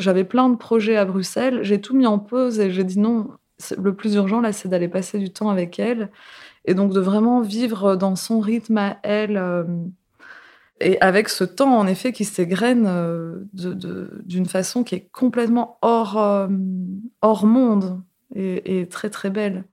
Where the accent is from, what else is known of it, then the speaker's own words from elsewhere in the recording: Seclin, Hauts-de-France, France; Je suis née à Seclin, dans le nord de la France